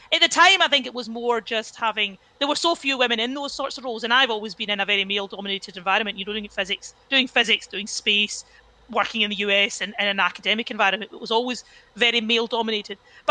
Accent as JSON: {"language": "English", "town": "Cumbernauld", "region": "Scotland", "country": "United Kingdom", "tie": "born or raised there", "said": "I grew up in Cumbernauld, went to the local state school"}